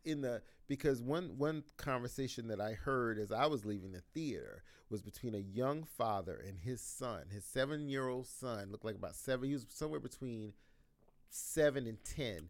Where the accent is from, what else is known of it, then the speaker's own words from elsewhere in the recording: South Carolina, United States; growing up in South Carolina